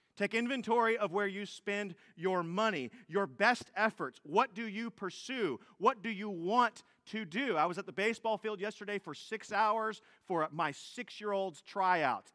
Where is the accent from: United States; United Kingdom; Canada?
United States; also born or lived in Fort Bend County, Texas; as Americans